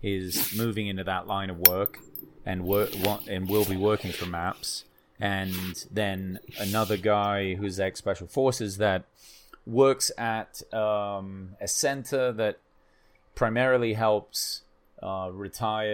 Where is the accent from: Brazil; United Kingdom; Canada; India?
United Kingdom; England; I'm fucking English